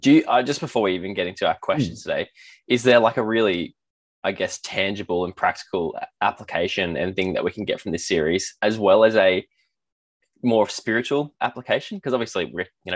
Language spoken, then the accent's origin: English; Australia; an Australian